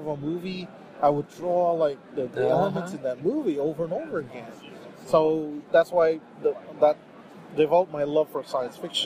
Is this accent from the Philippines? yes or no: yes; Philippines; I grew up in the Philippines